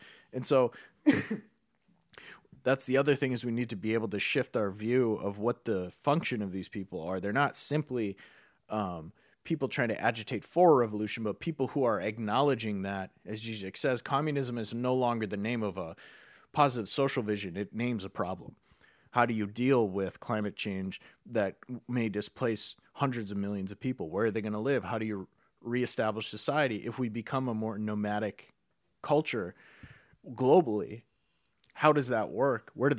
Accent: North Dakota, United States; They just happen to be people from where we're from North Dakota.

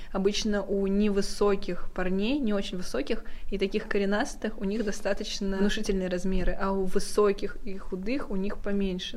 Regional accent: Ufa, Bashkortostan, Russia; я из Уфы

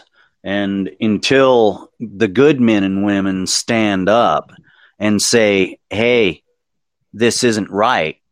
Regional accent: United States; I am an American

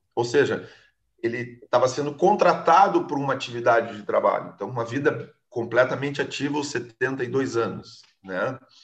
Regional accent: Alegrete, Rio Grande do Sul, Brazil; moved away; nos mais recantos, cantos do Rio Grande, lá no Alegrete, onde eu me criei, que eu tenho uma saudades enorme

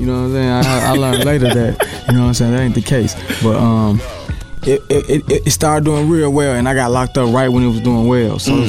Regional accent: Bellwood, Illinois, United States; also born or lived in Chicago, Illinois; I'm from Capitol Hill, but, you know, I grew up out west in Bellwood.

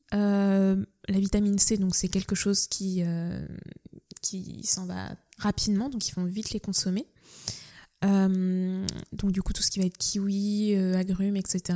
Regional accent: Nantes, Pays de la Loire, France; j'ai grandi donc à Nantes, je suis originaire de Nantes

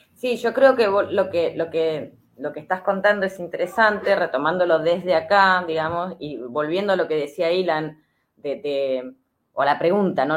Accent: Argentina; nosotros también, como argentinos y argentinas

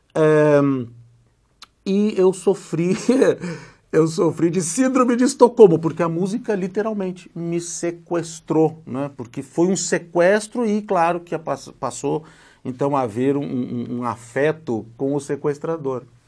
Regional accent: Gravataí, Rio Grande do Sul, Brazil; moved away; also born or lived in Porto Alegre; Eu nasci numa cidadezinha ao lado de Porto Alegre, que é a capital do estado do Rio Grande do Sul, que se chama Gravataí

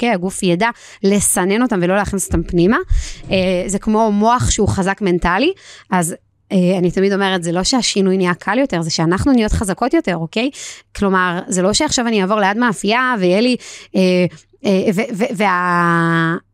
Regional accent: Israel; ואני גדלתי ביישוב ליד ירושלים, יישוב מאוד מאוד קר, יש לציין

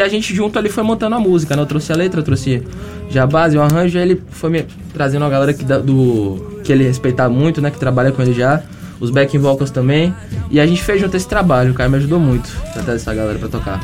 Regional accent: Salvador, Bahia, Brazil; Nós somos de Salvador

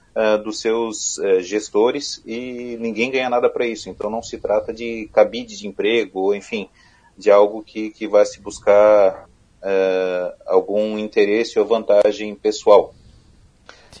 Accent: Criciúma, Santa Catarina, Brazil; eu sou da região sul do estado, de Criciúma

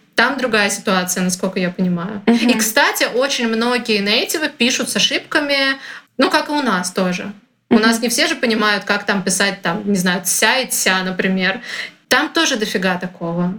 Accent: Russia; я из России

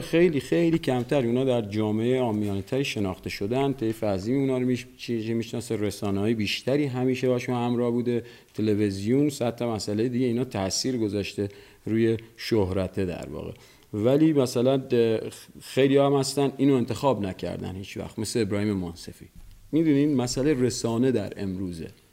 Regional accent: Bandar Abbas, Hormozgan, Iran; در بندر بزرگ شدم

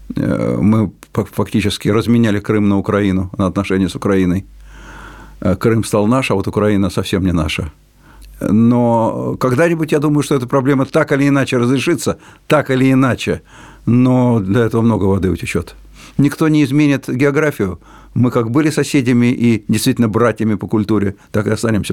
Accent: Moscow, Russia; first language Russian; у меня родной русский язык, я человек русской культуры, родившийся в Москве

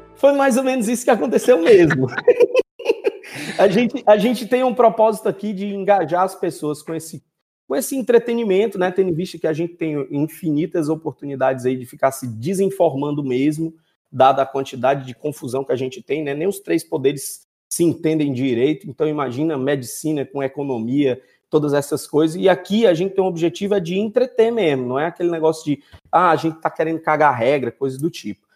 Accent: Fortaleza, Ceará, Brazil; oriundo lá do Conjunto Ceará, aqui no Brasil

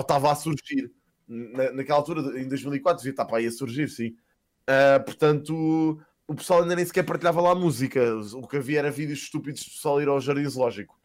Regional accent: Casal de Cambra, Lisbon, Portugal; also born or lived in Queluz; eu cresci em Casal de Câmara, andei na escola primária em Queluz

